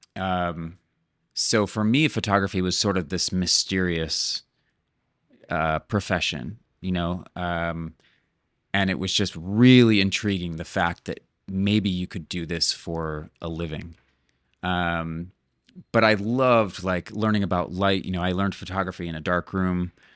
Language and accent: English; Cleveland, Ohio, United States; moved away as an adult; also born or lived in Montana / Seattle; now in Playa del Carmen, Mexico; I was born in Cleveland, Ohio